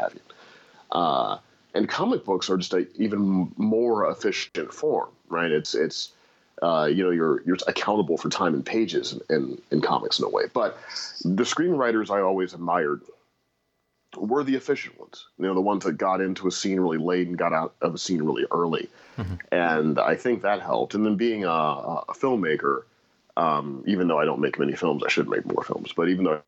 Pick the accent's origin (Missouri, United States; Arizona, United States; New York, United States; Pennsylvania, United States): Missouri, United States; St. Louis; moved away; growing up in St. Louis, Missouri, as I did